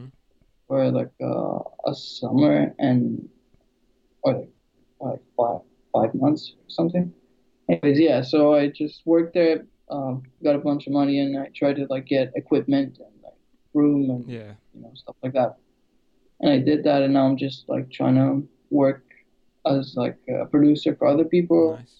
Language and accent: English; Greece; born there; also born or lived in London; Yeah, I'm originally from like Albania, but I was born in Greece. And then I moved to London, and then I moved here.